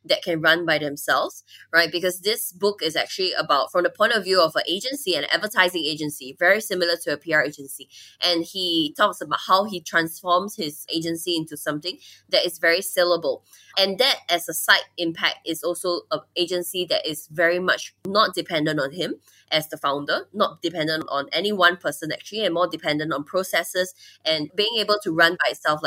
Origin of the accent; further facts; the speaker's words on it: Singapore; moved away as an adult; now in Thailand; my home country, Singapore.